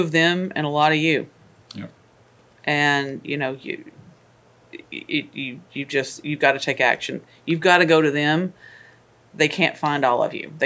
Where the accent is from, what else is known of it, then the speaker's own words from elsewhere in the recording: Kentucky, United States; moved away; I am originally from Kentucky.